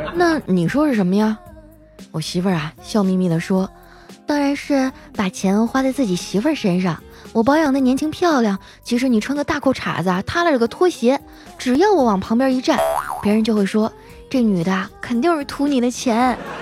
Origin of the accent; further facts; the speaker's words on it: Harbin, Heilongjiang, China; moved away; 我的老家哈尔滨